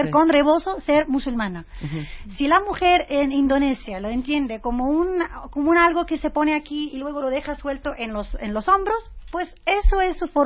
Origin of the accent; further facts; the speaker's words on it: France; moved away; crecí en Francia y Francia es muy antiislámico.